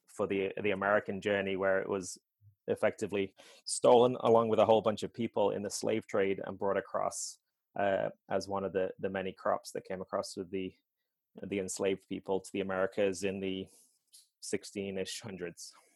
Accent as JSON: {"language": "English", "region": "England", "country": "United Kingdom", "tie": "born or raised there", "moved": "as an adult", "lives_now": "Asheville, United States", "said": "I grew up in England and didn't come here until or came here to live when I I married my then fiance in 2012."}